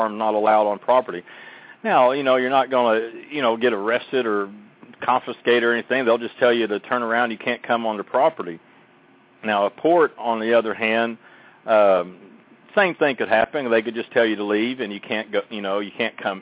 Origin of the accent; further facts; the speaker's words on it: Oklahoma, United States; my home state, for example, Oklahoma